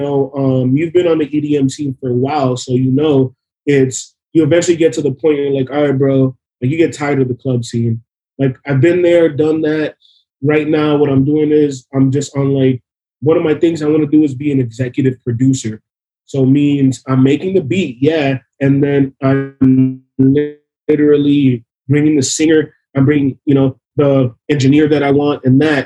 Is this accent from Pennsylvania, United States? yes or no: no; Miami, Florida, United States; we're from Miami, man. I'll say, look, my mom was an immigrant. She brought me to this country to be born in the USA.